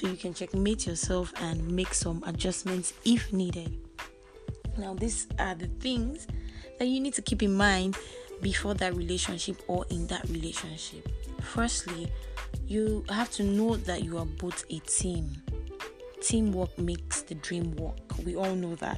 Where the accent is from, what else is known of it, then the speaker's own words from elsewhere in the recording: Nigeria; as a Nigerian